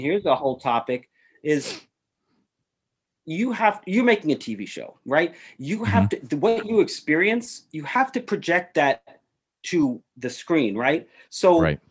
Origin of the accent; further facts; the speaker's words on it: New York City, New York, United States; I grew up in New York City